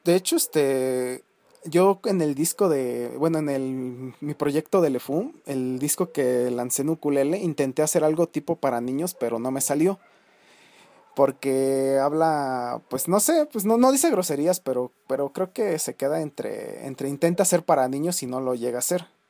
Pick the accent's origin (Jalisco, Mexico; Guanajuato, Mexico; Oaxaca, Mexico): Guanajuato, Mexico; Celaya; moved away; en mi pueblo, donde yo antes este, vivía, allá en San Miguel Octopan, que es una un pueblito ahí de las lejanías de Celaya